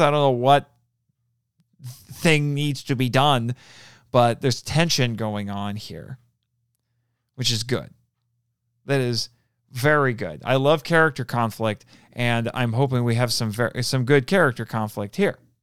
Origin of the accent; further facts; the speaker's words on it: United States; I'm also an American